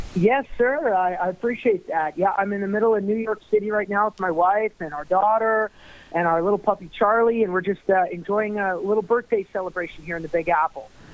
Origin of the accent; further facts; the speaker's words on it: St. Paul, Alberta, Canada; my hometown of St. Paul